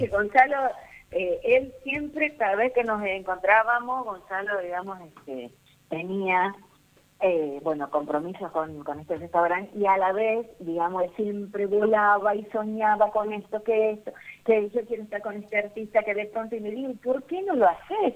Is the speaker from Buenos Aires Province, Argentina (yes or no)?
no; Rosario de la Frontera, Salta, Argentina; acá, en, Rosario de la Frontera, en mi pueblo, y ahí, me bautizaron, digamos, a temprana edad